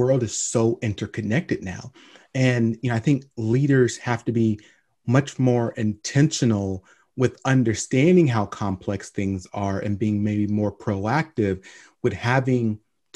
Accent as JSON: {"language": "English", "town": "Long Beach", "region": "California", "country": "United States", "tie": "born or raised there", "also_born_or_lived": "Lynwood, California", "moved": "yes", "said": "I was born in Linwood, California. Spent most of my life in Long Beach, and then moved out to the desert."}